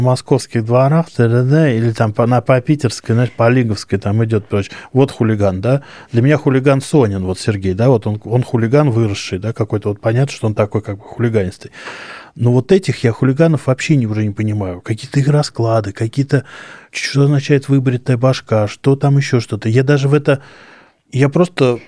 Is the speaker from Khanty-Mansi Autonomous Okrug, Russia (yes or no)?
no; Moscow, Russia; я вырос в Москве, в центре города